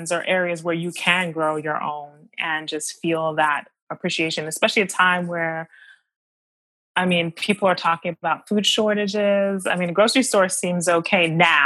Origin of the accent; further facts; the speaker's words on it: Maryland, United States; also born or lived in Washington, D.C.; now in New York, United States; I grew up in America. First of all, I'm from Maryland and I was born in DC.